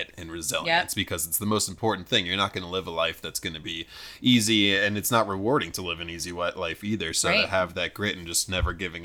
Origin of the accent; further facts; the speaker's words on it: New Jersey, United States; the summers growing up in New Jersey